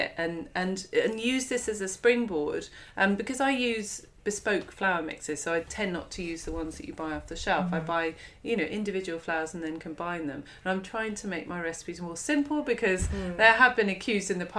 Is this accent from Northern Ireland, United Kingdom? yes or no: no; near Monkton Wyld / River Cottage, South West England, United Kingdom; moved away; also born or lived in London; I grew up down here. The commune was quite close to Monkton Wild, was quite close to River Cottage.